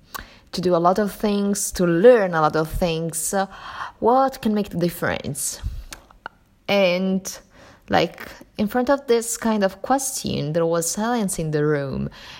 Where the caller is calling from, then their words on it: Sicily, Italy; I'm recording from Italy, Sicily exactly, and it's raining in here.